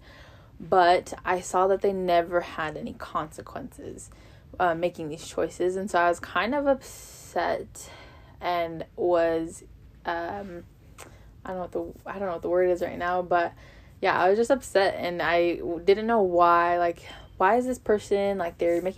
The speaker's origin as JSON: {"language": "English", "town": "Las Vegas", "region": "Nevada", "country": "United States", "moved": "as an adult", "lives_now": "Virginia, United States", "said": "I'm originally from Las Vegas, Nevada, and I currently attend Southern Virginia University."}